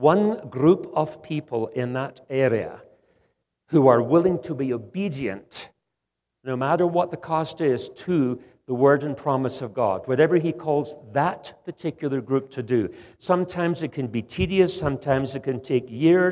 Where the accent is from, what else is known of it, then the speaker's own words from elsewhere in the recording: Scotland, United Kingdom; also born or lived in Western Canada; now in Canada; Although I live in Canada, Western Canada, I'm actually Scottish.